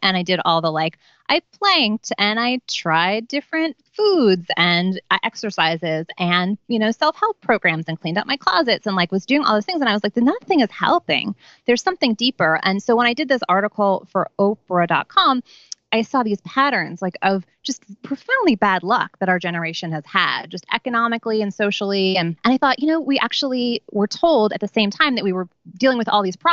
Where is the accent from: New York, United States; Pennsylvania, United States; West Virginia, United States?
New York, United States; New York City; I grew up on St. Mark's Place between first and second. My parents moved there in 1973